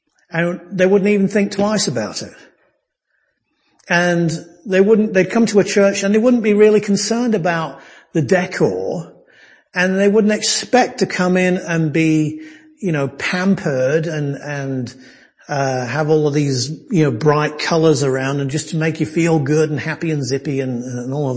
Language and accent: English; United Kingdom; now in United States; I'm a Brit